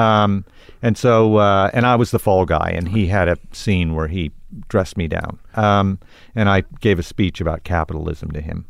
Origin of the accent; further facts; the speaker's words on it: Tulsa, Oklahoma, United States; growing up in Tulsa